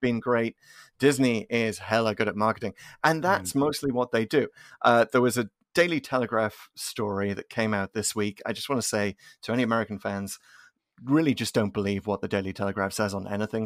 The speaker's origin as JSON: {"language": "English", "country": "United Kingdom", "moved": "yes", "lives_now": "United States", "said": "as a British fan"}